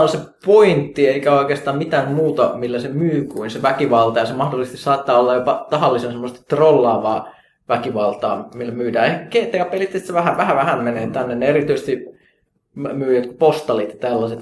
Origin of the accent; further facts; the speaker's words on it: Kajaani, Kainuu, Finland; mä Kajaanista kotosin